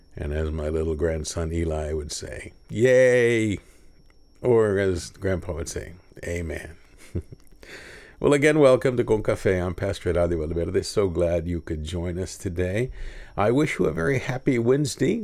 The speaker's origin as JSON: {"language": "English", "town": "Kingsville", "region": "Texas", "country": "United States", "tie": "born or raised there", "also_born_or_lived": "Houston, Texas", "said": "I'm proud to be from Kingsville, Texas, but at the age of thirteen, I moved to Houston"}